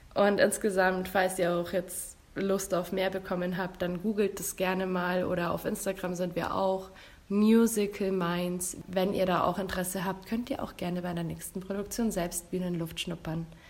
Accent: Marktredwitz, Bavaria, Germany; in der Nähe, wo ich herkomme, aus Markratwitz, da befindet sich in der Nähe die Freilichtbühne Luisenburg

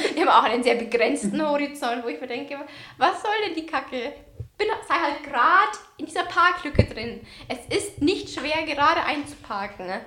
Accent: Bavaria, Germany; bei uns in Bayern.

